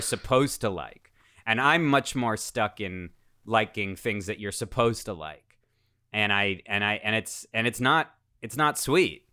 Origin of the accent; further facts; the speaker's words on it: United States; also born or lived in Russia; I moved here from Russia when I was seven years old